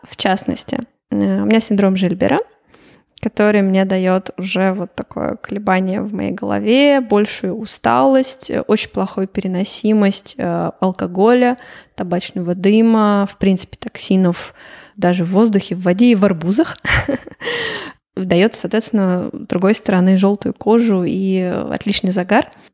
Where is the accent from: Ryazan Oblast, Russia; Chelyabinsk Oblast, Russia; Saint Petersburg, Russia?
Chelyabinsk Oblast, Russia; Chelyabinsk; moved away as an adult; also born or lived in Moscow, Russia / Slovenia / Portugal; now in Riga, Latvia; Я сама вообще из Челябинска, но училась я в Москве и жила 8 лет в Москве